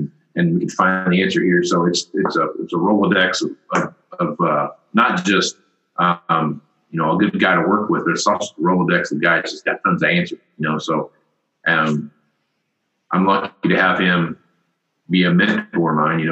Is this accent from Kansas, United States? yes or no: yes; Wichita, Kansas, United States; That's my hometown, or near my hometown, Wichita, Kansas